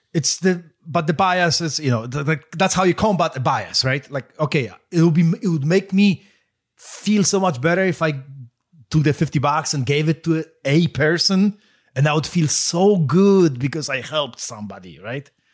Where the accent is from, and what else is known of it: Poland; moved away